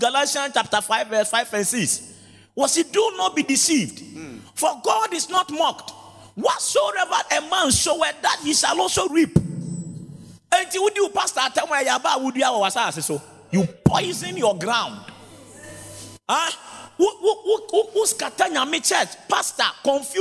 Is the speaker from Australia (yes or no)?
no; Ghana; I grew up in Zongo